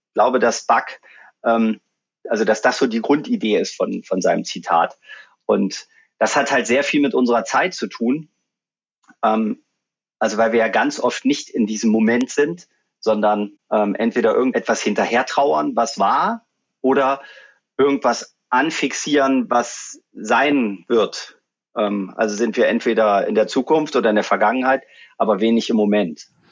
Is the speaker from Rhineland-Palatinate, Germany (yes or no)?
no; Magdeburg, Saxony-Anhalt, Germany; moved away as an adult; also born or lived in Munich / Abu Dhabi; ich komme aus Magdeburg